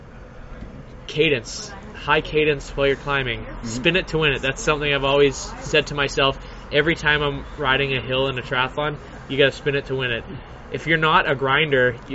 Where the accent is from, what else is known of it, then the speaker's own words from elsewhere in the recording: Surrey, British Columbia, Canada; I grew up in Surrey, in Wally, which is basically the ghetto of the Lower Mainland